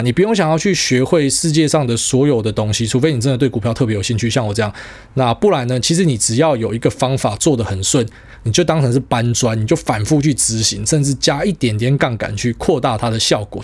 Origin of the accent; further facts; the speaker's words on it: Miaoli County, Taiwan; 我不会有那种什么苗栗人的自卑感